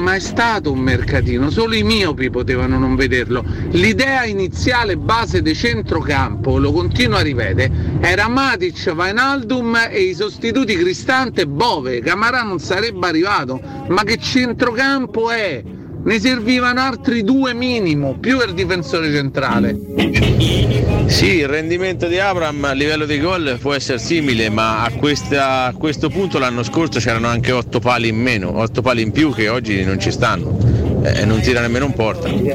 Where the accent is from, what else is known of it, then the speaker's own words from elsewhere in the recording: Rome, Lazio, Italy; now in Recanati, Italy; come si dice a Roma, essendo io romano